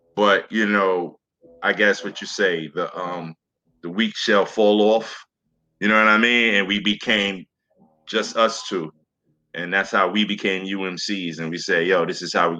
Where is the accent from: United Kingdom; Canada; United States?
United States; New York City, New York; also born or lived in Staten Island; I came from Flatbush, Brooklyn. So, you know, we always had the Labor Day parade. We always had block parties. You know what I'm saying? And that was my youngest years.